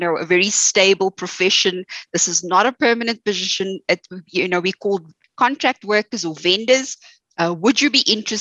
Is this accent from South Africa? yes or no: yes; South Africa; my story is very similar to most South Africans. You know, was raised by a single parent. You know, we grew up, you know, not having much